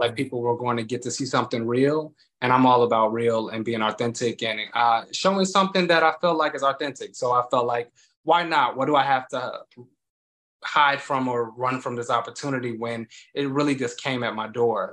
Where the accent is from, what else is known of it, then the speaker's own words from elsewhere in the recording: Chicago, Illinois, United States; now in New York, United States; I'm originally from Chicago, Illinois